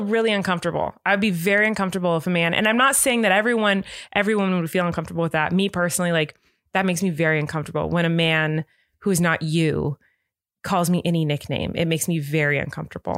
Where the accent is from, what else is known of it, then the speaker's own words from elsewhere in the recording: California, United States; accent: California; I'm from California